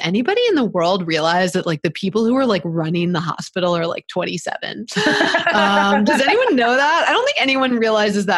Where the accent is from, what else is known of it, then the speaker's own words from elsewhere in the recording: Baltimore, Maryland, United States; I grew up in Baltimore City